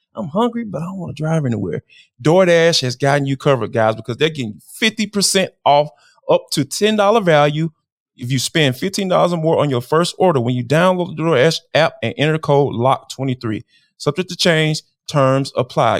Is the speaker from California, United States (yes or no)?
no; Atlanta, Georgia, United States; growing up in Atlanta